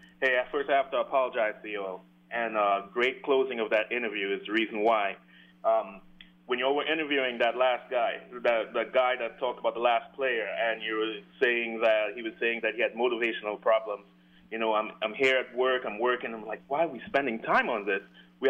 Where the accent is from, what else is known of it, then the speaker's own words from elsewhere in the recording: New York, United States; now in Denmark; Hey, Paul, I'm from New York.